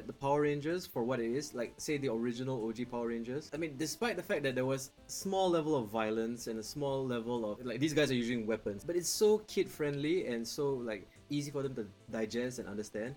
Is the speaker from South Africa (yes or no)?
no; Singapore; I was born and raised here in Singapore